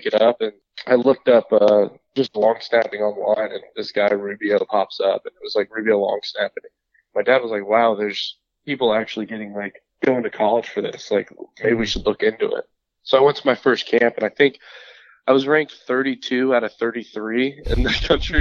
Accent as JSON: {"language": "English", "town": "Las Vegas", "region": "Nevada", "country": "United States", "tie": "born or raised there", "also_born_or_lived": "Fort Myers, Florida", "moved": "as an adult", "said": "I'm from Las Vegas, Nevada"}